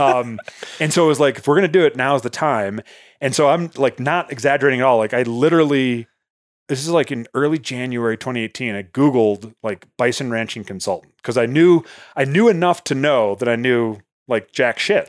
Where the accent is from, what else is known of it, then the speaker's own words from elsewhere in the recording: outside Chicago, Illinois, United States; moved away as an adult; now in Montana, United States; I was born and raised outside Chicago